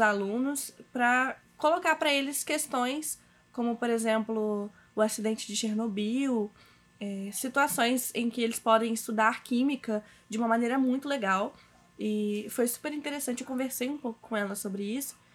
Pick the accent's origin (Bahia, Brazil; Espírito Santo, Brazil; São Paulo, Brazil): Espírito Santo, Brazil; Cachoeiro de Itapemirim; eu sou de Cachoeiro de Itapemirim, aqui no Espírito Santo